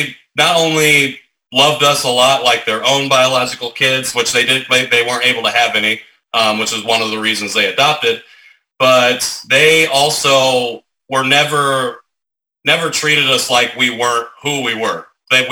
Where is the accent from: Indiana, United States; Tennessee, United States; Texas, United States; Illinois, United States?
Indiana, United States; Rensselaer; moved away as an adult; also born or lived in Seoul, South Korea / Muncie, Indiana; now in Indianapolis, United States; I was adopted by an all-white family in a small town called Rensselaer, Indiana, about 6,000 people